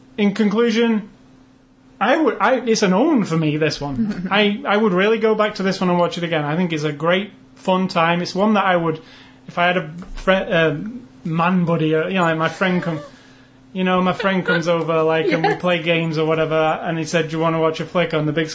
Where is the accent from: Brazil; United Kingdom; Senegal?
United Kingdom; England; I'm English